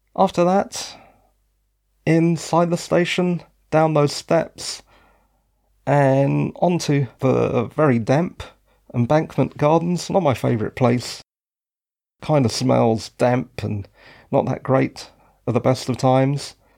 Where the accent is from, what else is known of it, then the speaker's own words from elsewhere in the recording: London, United Kingdom; moved away; I'm actually from London.